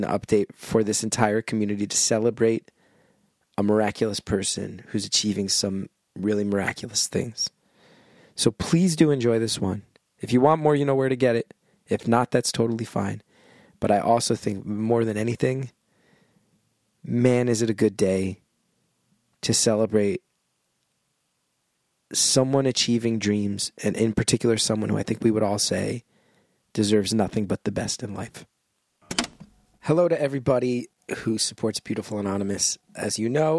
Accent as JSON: {"language": "English", "region": "New Jersey", "country": "United States", "said": "I'm from New Jersey"}